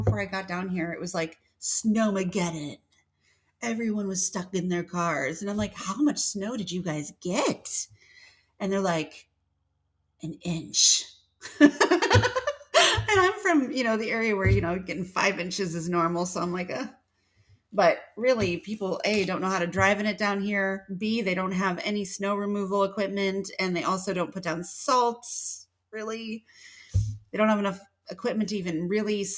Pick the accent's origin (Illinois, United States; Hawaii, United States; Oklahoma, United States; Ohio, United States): Illinois, United States; northern; moved away as an adult; now in Georgia, United States; I'm from the north. I'm from Illinois. So in northern Illinois too, right at the border of Wisconsin